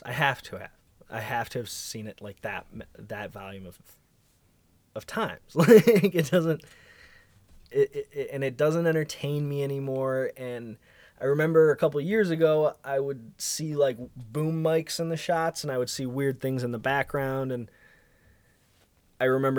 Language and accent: English; Chicago, Illinois, United States; I'm from Chicago. I did improv at Second City when I was a teenager. I did stand-up for a couple of years in Chicago. Did some acting when I was a child